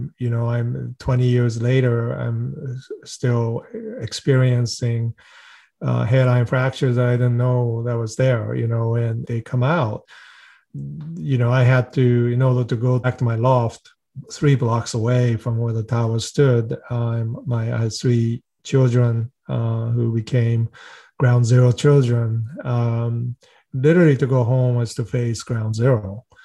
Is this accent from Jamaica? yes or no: no; Japan; also born or lived in Sweden; now in United States; I grew up non-religious. My father is a well-known research scientist. My mother was an educator. I was born in the United States, then spent some time in Sweden, and then Japan, and then back to U.S.